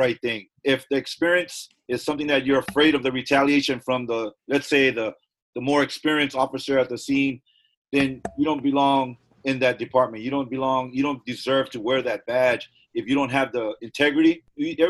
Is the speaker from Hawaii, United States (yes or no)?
yes; Hawaii, United States; I grew up in Hawaii